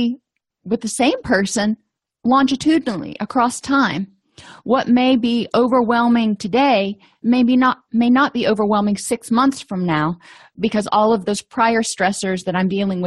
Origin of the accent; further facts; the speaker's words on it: Florida, United States; I come from Florida